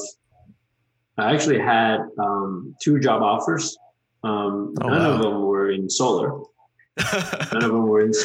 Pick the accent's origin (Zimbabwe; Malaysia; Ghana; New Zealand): Malaysia; moved away as an adult; also born or lived in Georgia, United States; I'm originally from Malaysia. I was a transfer student from Malaysia. I did 2 years of college there and then transferred over in 2006 to Georgia Tech